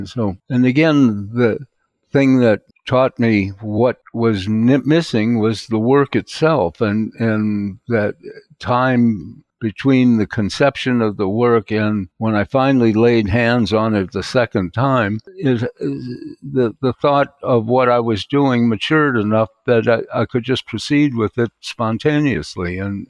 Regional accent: Venice Beach, California, United States; also born or lived in New York; which convinced me I am not a New Yorker. I wanted to get back to Venice Beach and where I came from and be around my friends and so on.

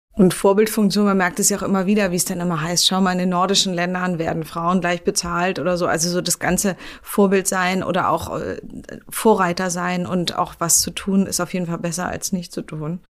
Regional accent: Berlin, Germany; Ich wohne ja in Berlin, ich bin Berlinerin

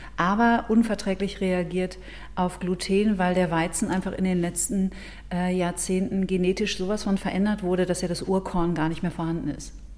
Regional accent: Ruhr area, North Rhine-Westphalia, Germany; now in Munich, Germany; ich komme ja, lebe ja in München, bin ursprünglich aus dem Ruhrgebiet

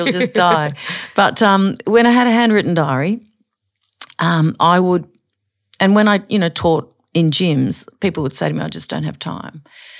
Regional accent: Queensland, Australia; And growing up in Queensland, you know, they were some of my heroes, Shane Gould.

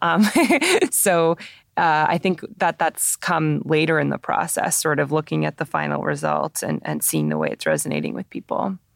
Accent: Toronto, Ontario, Canada; I grew up in Toronto going to TIFF every year as a kid

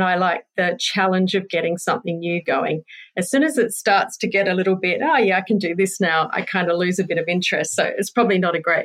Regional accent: New Zealand; moved away as an adult; now in Perth, Australia; I was born in Perth, but spent mainly my teenage years in New Zealand growing up. So that was 10 years in a tiny little town in New Zealand.

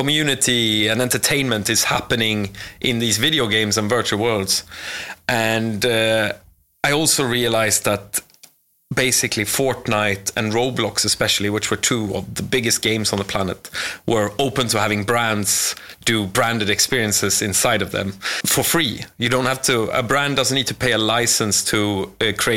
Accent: Sweden; moved away as an adult; now in London, United Kingdom; I'm from Sweden

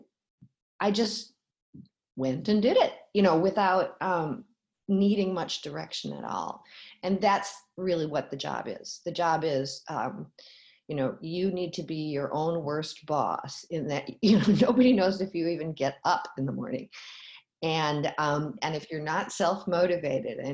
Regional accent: Minneapolis, Minnesota, United States; moved away as an adult; I grew up in Minneapolis

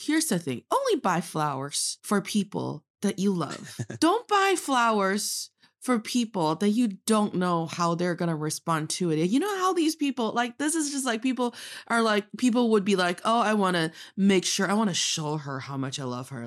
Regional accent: Northeast China, China; now in Beijing, China; I am from the northeast part of China, proudly representing Dongbae

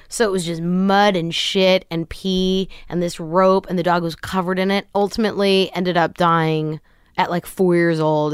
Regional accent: Kent, Washington, United States; moved away as an adult; also born or lived in Los Angeles; raised Kent, Washington, suburb of Seattle

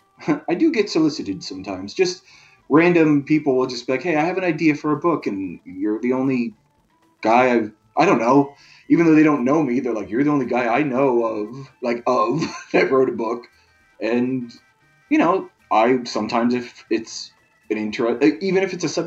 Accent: California, United States; Like, I grew up in Southern California

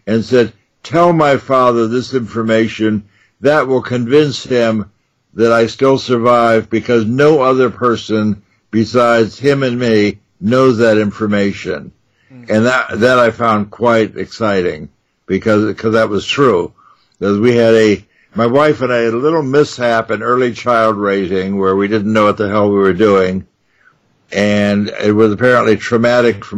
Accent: New York, United States; I grew up in New York, so I could go to the magic stores on 42nd Street

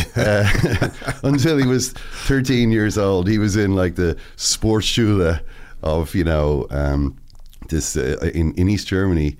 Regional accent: Ireland

